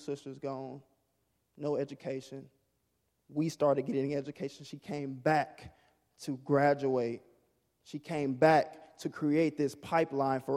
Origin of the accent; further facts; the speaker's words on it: Mississippi, United States; growing up in Mississippi, there's a lot of things that I wasn't exposed